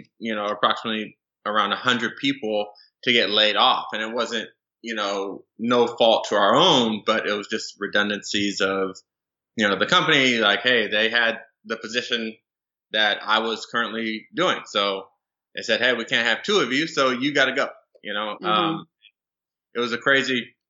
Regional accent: Southern California, United States; moved away as an adult; also born or lived in Las Vegas; I'm originally from Southern California

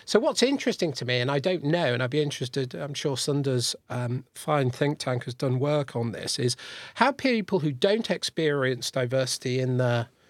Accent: Liverpool, North West England, United Kingdom; or indeed where I grew up in Liverpool.

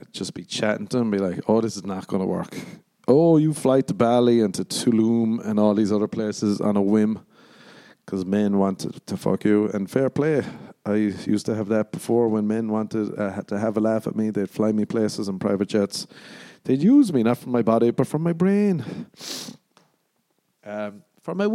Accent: Ireland; I come from Ireland. I come from Ireland

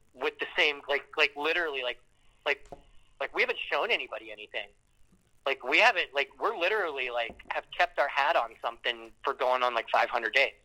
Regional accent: Canton, Ohio, United States; I'm from Canton

